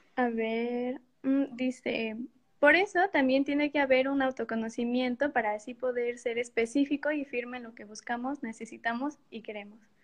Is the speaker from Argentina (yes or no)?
no; Morelia, Michoacán, Mexico; Estudié en la Universidad de Morelia y pues por ende soy de Morelia